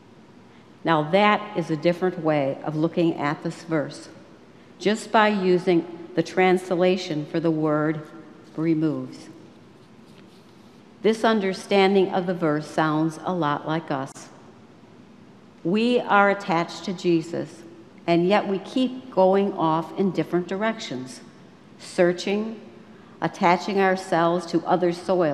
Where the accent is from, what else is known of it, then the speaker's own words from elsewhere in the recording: Western New York, United States; I grew up in Western New York